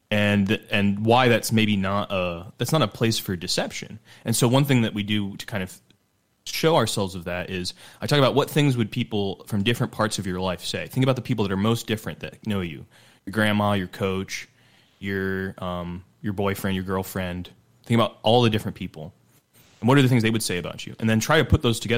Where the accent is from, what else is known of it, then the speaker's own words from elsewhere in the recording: Utah, United States; I come from Utah